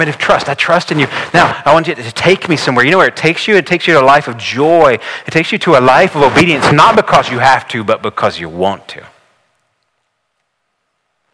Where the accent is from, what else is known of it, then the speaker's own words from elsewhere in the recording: the South, United States; I grew up here in the South